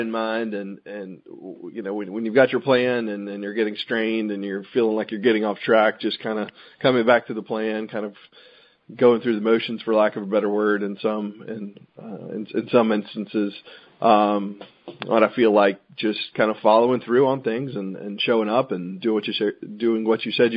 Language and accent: English; Raleigh, North Carolina, United States; I'm from North Carolina, grew up in Raleigh, went to UNC in Chapel Hill for undergrad